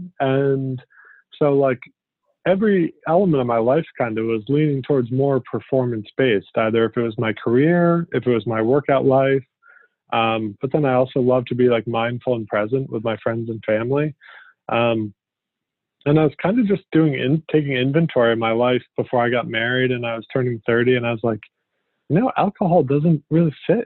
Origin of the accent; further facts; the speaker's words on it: Connecticut, United States; moved away as an adult; also born or lived in Vermont / New York; I grew up in Connecticut